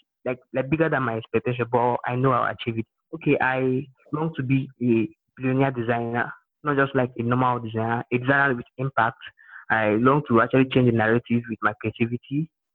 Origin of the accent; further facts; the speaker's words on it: Imo, Nigeria; I'm from Nigeria, Imo State in Nigeria.